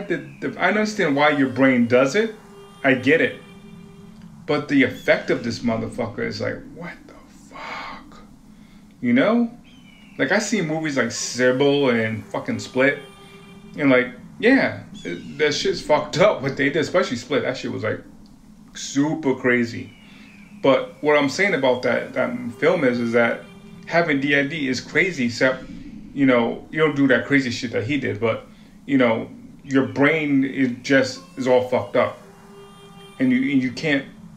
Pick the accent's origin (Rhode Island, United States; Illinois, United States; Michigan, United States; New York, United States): Rhode Island, United States; Woonsocket; moved away as an adult; also born or lived in Kansas City; now in Beaverton, United States; I'm from Providence, Rhode Island, or Woonsocket